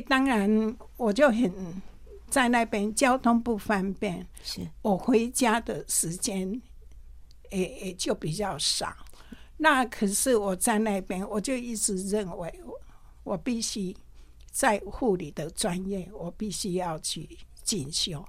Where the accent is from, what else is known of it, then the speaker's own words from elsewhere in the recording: Linbian, Pingtung County, Taiwan; 我是出生在一个乡下的地方，嗯。那个地方是交通很不方便，也没有什么医疗，可是很感谢神，我们那个村子有一个叫芥菜种子山地巡回站，嗯。就在我们村子里面，也是在我家的后面